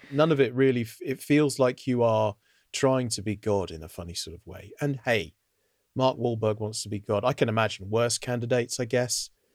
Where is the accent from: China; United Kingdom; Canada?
United Kingdom; I was scalped, as many British undergraduate students are